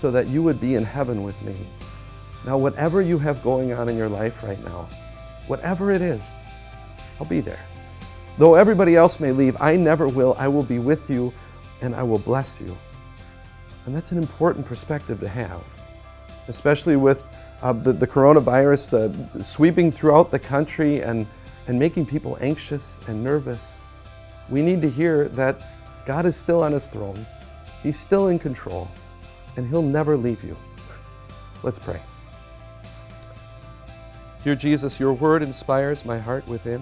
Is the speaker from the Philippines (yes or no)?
no; United States; as an American